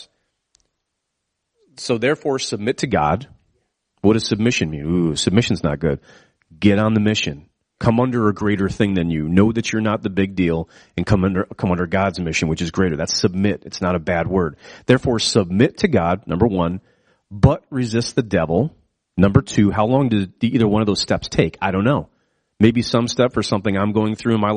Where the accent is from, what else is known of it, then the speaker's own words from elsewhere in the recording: United States; as an American